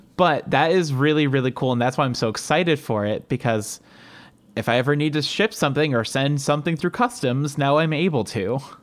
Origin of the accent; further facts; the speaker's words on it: Cleveland, Ohio, United States; accent: Cleveland, Ohio; you correctly pinned my accent, like, directly to, like, Cleveland, Ohio